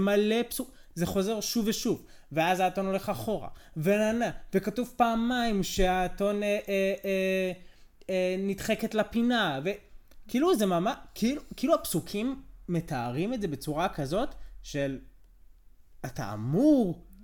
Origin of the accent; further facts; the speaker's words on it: United States; now in Israel; אני אמריקאי